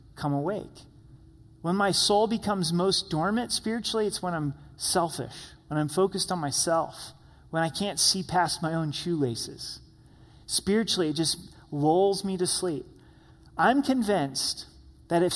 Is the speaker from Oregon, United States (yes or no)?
yes; Southern Oregon, United States; Growing up in Southern Oregon